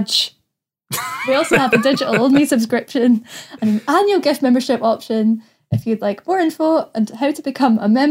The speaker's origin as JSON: {"language": "English", "area": "the West", "region": "Scotland", "country": "United Kingdom", "moved": "yes", "said": "I'm from the West"}